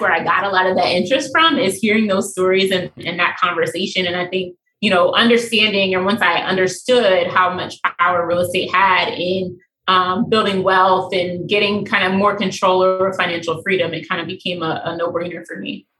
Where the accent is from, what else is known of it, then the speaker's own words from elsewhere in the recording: Baltimore, Maryland, United States; also born or lived in Pennsylvania; I was born mm. and raised in Baltimore